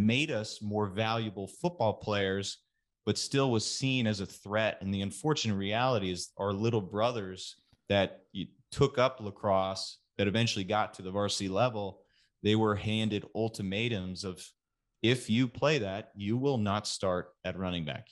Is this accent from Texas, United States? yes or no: yes; Katy, Texas, United States; moved away; west of Houston called Katy. And that's, that's where I'm from